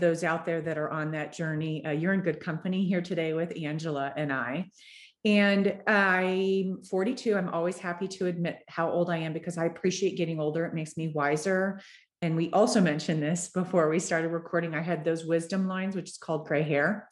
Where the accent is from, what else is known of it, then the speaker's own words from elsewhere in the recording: Florida, United States; now in Denver, United States; I'm from Florida